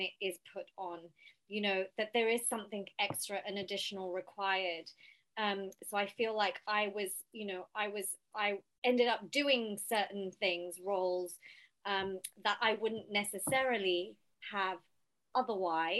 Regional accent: Southall, London, United Kingdom; I come from Southall and we are so community sort of minded

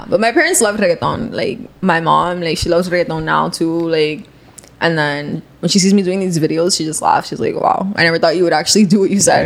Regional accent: Cuba; I'm Cuban

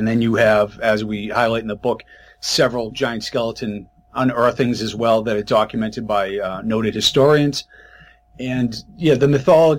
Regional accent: Massachusetts, United States; I'm from Massachusetts.

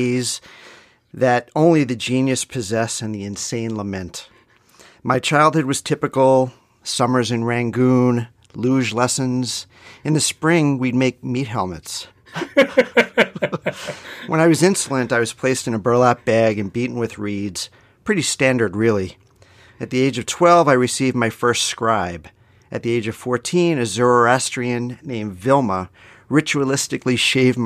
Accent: Yorktown Heights, New York, United States; born or raised there; also born or lived in Yonkers / Binghamton

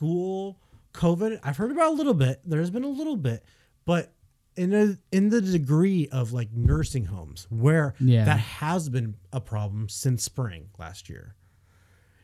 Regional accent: United States; I want to work as an American.

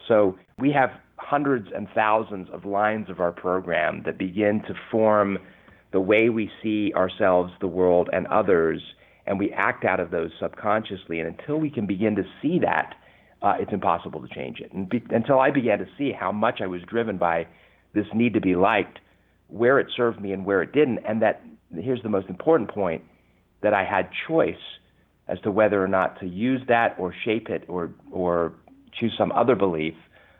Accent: California, United States; accent: English; also born or lived in London, United Kingdom; I was 8 years old when I came to the U.S. I was born in London, England, and I can tell you, you know, at age 8, having an English accent in Southern California is not very cool.

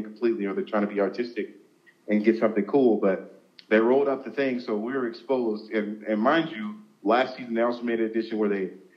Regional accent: Southern California, United States; I'm from Southern California, so, you know, my high school is just outside of Los Angeles, like about 20 minutes north

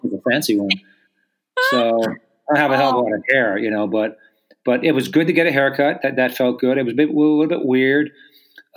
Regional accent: United States; I'm an American

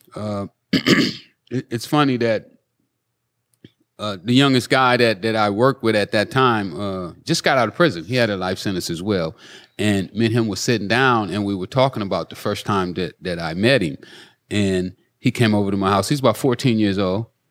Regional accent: Los Angeles, California, United States; I grew up in South Central

